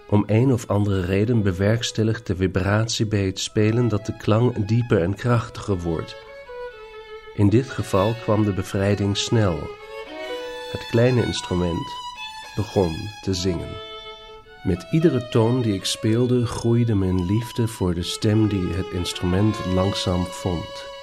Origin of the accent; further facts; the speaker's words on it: Northern Germany, Germany; Dutch is a second language; now in Vienna, Austria; Maar ik, ik eh, woon in Wenen en daar spreekt men een ander Duits dan ik thuis heb gesproken. En als ik nu naar huis kom, dus naar Noord-Duitsla